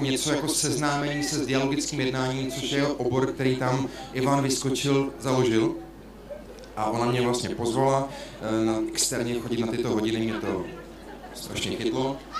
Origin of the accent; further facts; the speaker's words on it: Uherský Brod, Zlín Region, Czechia; moved away; pocházím z Horského Brodu